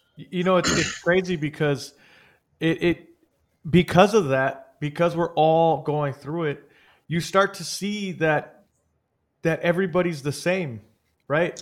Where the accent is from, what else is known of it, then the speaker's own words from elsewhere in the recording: San Jose, California, United States; also born or lived in Los Banos, California; I grew up in Eastside San Jose and Eastside San Jose is not the best area